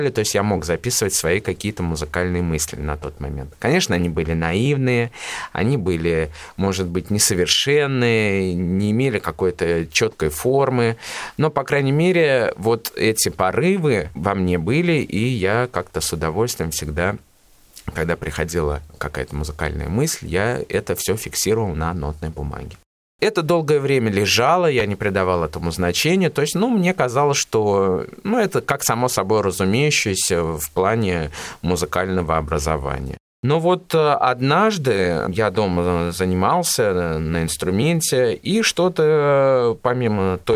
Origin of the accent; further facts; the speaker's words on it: Ulyanovsk, Ulyanovsk Oblast, Russia; Родился я в городе Ульяновске в 1992 году. Это мой родной город. Здесь я получил полное фундаментальное образование.